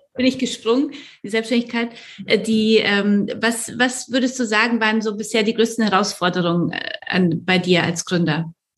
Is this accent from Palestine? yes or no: no; Poland; moved away; ich komme ja aus Polen